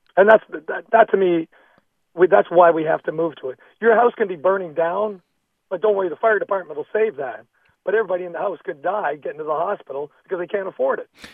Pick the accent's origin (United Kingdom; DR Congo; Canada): Canada; now in Camarillo, United States; I grew up in Canada